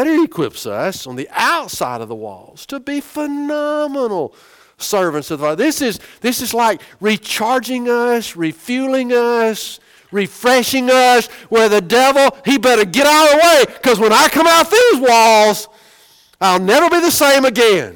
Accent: United States; We're so American.

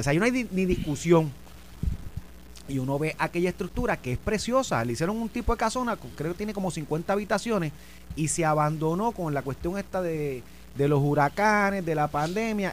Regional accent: Vega Baja, Puerto Rico; Yo soy de Vega Baja, adoro a Vega Baja, mi mamá, mis tíos viven en Vega Baja

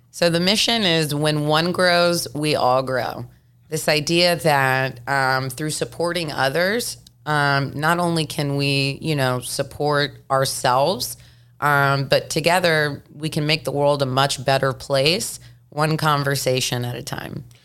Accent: Memphis, Tennessee, United States; moved away; growing up in Memphis, Tennessee

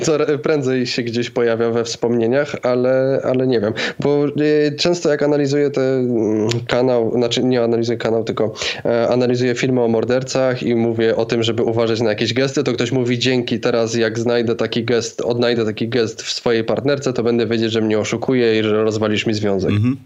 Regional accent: Zakopane, Lesser Poland, Poland; moved away; ja pochodzę z takiej no, mniejszej miejscowości, 20 parę tysięcy mieszkańców, Zakopane, a teraz przeprowadziłem się do większego miasta

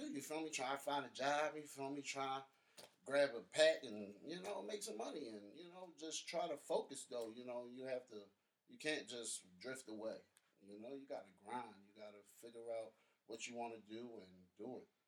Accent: Baltimore, Maryland, United States; born or raised there

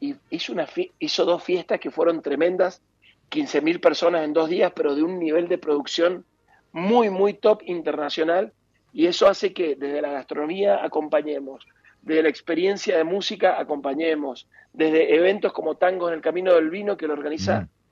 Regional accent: Argentina; también somos Argentina

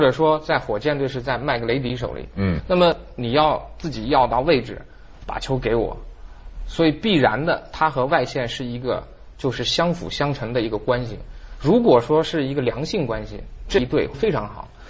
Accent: Beijing, China; 咱们北京话

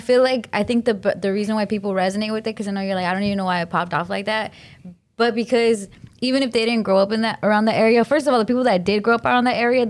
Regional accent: Glendale, California, United States; And I'm from Glendale.

